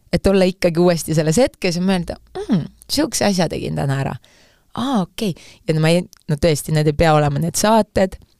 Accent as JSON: {"language": "Estonian", "region": "Saare County", "country": "Estonia", "said": "ma olen Saaremaalt"}